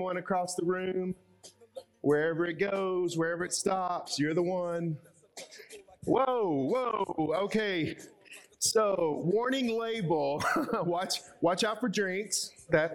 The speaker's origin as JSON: {"language": "English", "region": "Arkansas", "country": "United States", "said": "I'm from Arkansas, from the center of the U.S."}